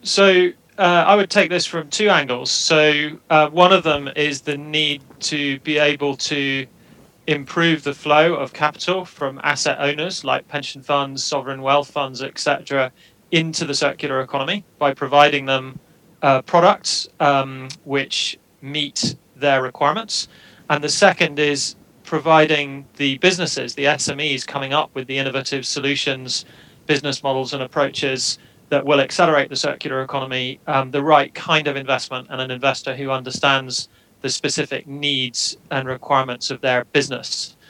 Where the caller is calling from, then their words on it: Edinburgh, Scotland, United Kingdom; I'm joining you from Edinburgh in Scotland today.